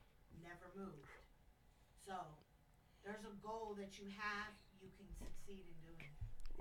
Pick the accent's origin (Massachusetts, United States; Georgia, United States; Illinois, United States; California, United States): California, United States; moved away; I'm from Cali.